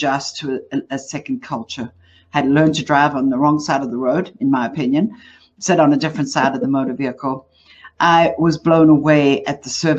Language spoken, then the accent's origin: English; Johannesburg, Gauteng, South Africa; I'm from South Africa. So if you're wondering where the accent from, that's what it is. I grew up in Johannesburg.